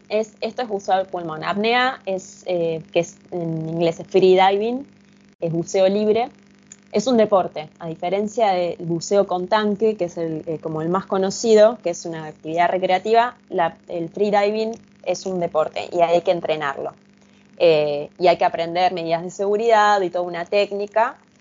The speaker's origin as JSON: {"language": "Spanish", "country": "Argentina", "said": "yo soy de Argentina"}